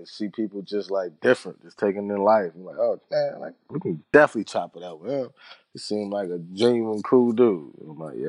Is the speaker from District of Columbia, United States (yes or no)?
yes; Washington, District of Columbia, United States; also born or lived in Maryland / New York; Washington, D.C. … Sending much love.